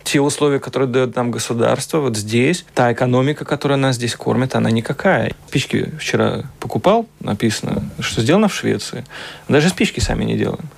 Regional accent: Riga, Latvia; moved away as an adult; now in Vienna, Austria; Я вот сам из Кингаракса

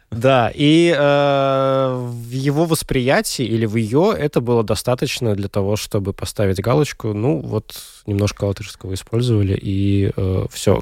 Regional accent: Daugavpils, Latgale, Latvia; В моей девятой средней школе в Даугавпилсе училась

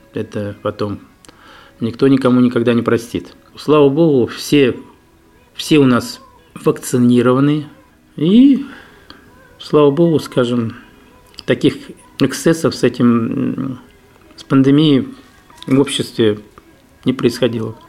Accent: Ufa, Bashkortostan, Russia; now in Daugavpils, Latvia; Я сам родом с Уфы.

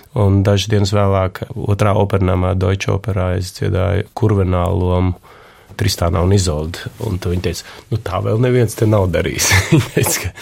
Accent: Latvia

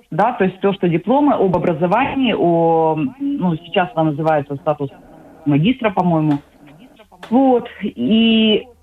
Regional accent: Odesa, Odesa Oblast, Ukraine; moved away as an adult; now in Sweden; Э, когда я уезжала из Одессы, на тот момент у меня уже было

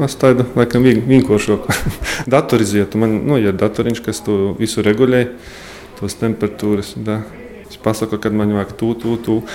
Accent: Latvia; mēs esam latvieši

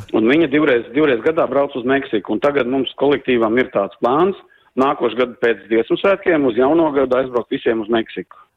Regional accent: Brocēni, Saldus Municipality, Latvia; moved away as an adult; now in Ireland; es no Sauta, no Brocēniem esmu, es tur mm -hmm. visu mhm. mūžu dejoju kādreiz, kamēr, kamēr biju Latvijā

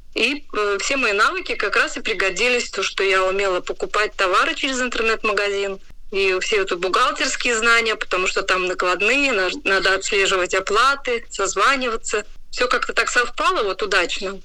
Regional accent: Rēzekne, Latgale, Latvia; я сама из Резекна

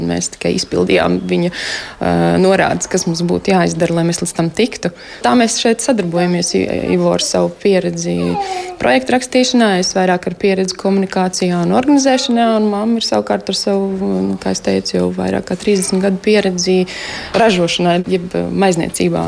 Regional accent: Engure, Tukums Municipality, Latvia; also born or lived in Riga; Es esmu no Angūras, jā. Nu, nu kopš 13 gadu vecuma es eh, pārcēlos šeit dzīvot pie vecākiem

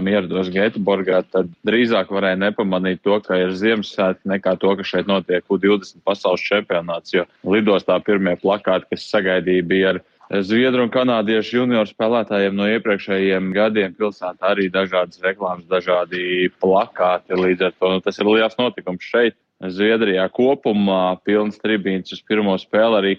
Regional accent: Joniškis, Šiauliai County, Lithuania; Mums uh, ar draugiem ir no mažiem šauļiem, un es no Joniškiem. Mēs katru gadu starp svētku periodu braucam kaut kur uz Latviju.

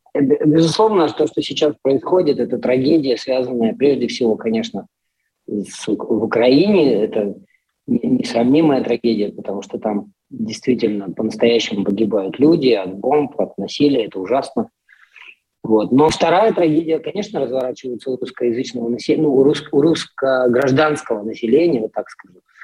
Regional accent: Irkutsk, Irkutsk Oblast, Russia; moved away as an adult; now in Poland; в том же моем родном Иркутске, откуда я родом

